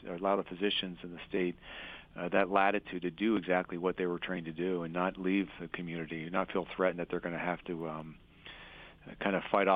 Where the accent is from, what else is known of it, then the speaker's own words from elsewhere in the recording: Harrisburg, Pennsylvania, United States; also born or lived in Philadelphia; I'm a Pennsylvania native. I was born in Philadelphia, and I spent 2 years there and then moved to the Harrisburg area and kind of grown up my entire life here